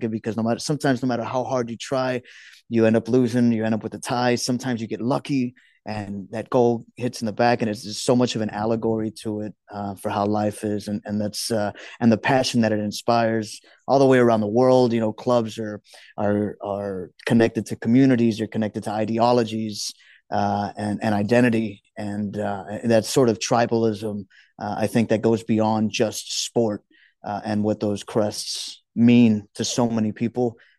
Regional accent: Houston, Texas, United States; also born or lived in Juarez; Born and raised in Houston, from South Park. I've lived some time in Juarez.

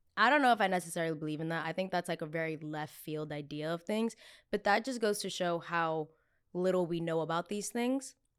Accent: New Jersey, United States; I'm from Jersey

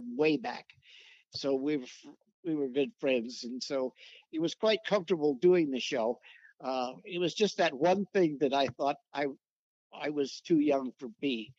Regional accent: Richmond, California, United States; I grew up in East Bay, city of Richmond

